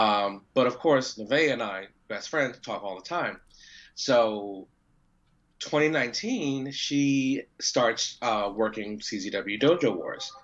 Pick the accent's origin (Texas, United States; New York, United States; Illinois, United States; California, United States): New York, United States; New York City; accent: New York; I'm from Queens. I got a little hood in me.